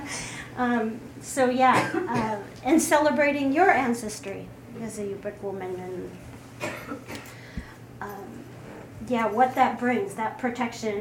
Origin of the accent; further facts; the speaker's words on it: Kotzebue, Alaska, United States; moved away; I'm originally from Kotzebue, Alaska.